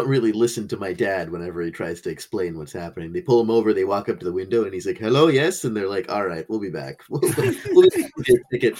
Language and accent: English; Sri Lanka; Because our family's from the island, like we're from Sri Lanka, we eat different snacks.